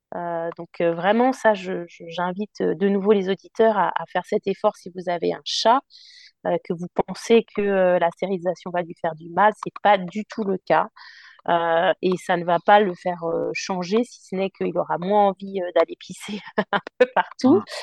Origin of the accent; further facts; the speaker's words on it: Paris, Île-de-France, France; also born or lived in London; now in Tours, France; je suis parisienne en plus d'origine